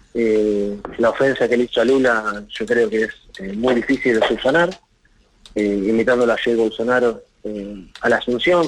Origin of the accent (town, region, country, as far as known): Argentina